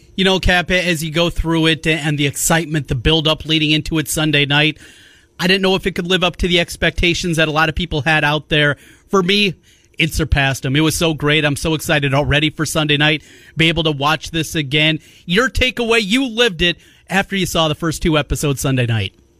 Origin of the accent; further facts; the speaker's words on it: Osage, Iowa, United States; growing up in Osage, in North Iowa